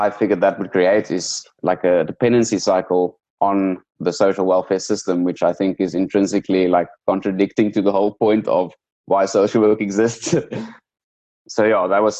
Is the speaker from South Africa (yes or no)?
yes; South Africa; growing up in South Africa